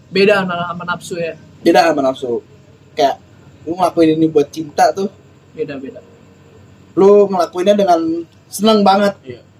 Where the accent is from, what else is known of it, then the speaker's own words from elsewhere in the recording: Jakarta, Indonesia; gua merasa memiliki situ gua gue orang Jakarta gue lahir sesimpel itu sih